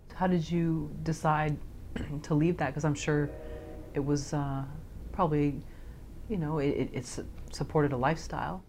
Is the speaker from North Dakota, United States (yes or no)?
no; Palo Alto, California, United States; I grew up in Palo Alto